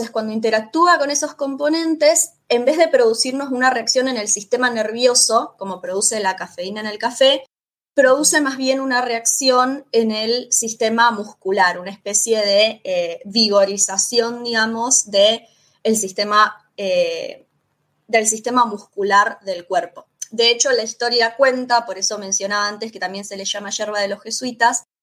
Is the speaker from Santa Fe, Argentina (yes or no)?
yes; Rosario, Santa Fe, Argentina; Yo soy de Rosario, en la provincia de Santa Fe, la ciudad de Messi, la ciudad de Angelito Di María, obviamente nací acá